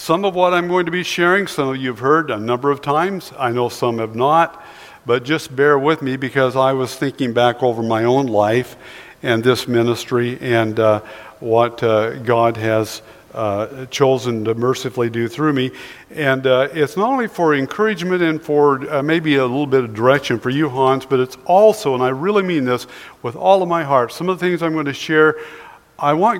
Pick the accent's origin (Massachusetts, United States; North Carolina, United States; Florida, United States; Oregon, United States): Oregon, United States; Sweet Home; I was born and raised in Sweet Home, Oregon